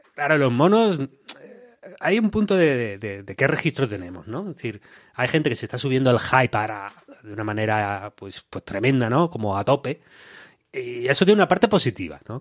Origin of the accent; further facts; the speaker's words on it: Málaga, Andalusia, Spain; accent: malagueño; yo soy un chaval de Málaga